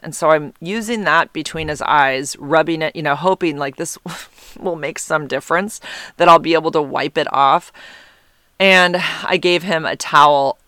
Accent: United States; being an American.

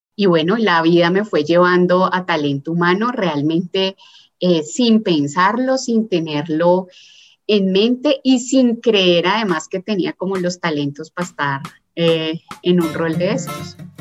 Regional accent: Palmira, Valle del Cauca, Colombia; also born or lived in Cali; nací en una ciudad que se llama Palmira, en el Valle del Cauca, y bueno, ahí, ahí crecí

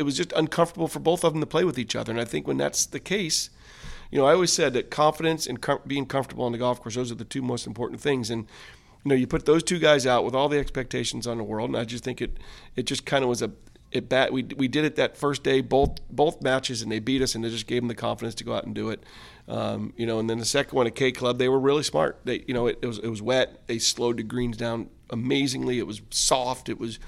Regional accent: United States; even though I was American, because here he is in South Africa

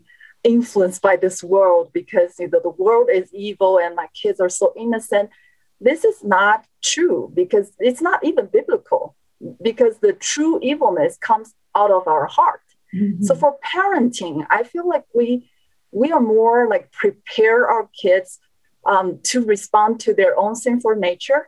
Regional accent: China; moved away; I was born and raised in China, an atheist country.

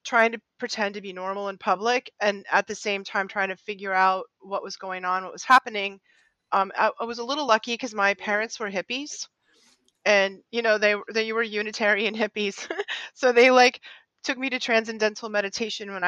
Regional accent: just outside Boston, Massachusetts, United States; I grew up just outside Boston in the 60s, 70s, and 80s.

